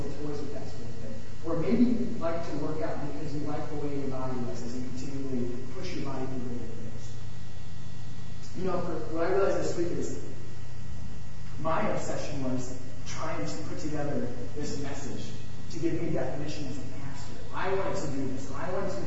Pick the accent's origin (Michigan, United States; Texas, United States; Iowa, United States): Iowa, United States; now in California, United States; I'm from Iowa originally